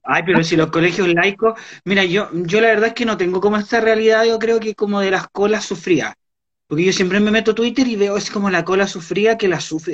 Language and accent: Spanish; Valparaíso, Chile; also born or lived in Santiago, Chile; Vivía en Cerro Esperanza, Valparaíso. Ahí me crié. Pero no nací en Valparaíso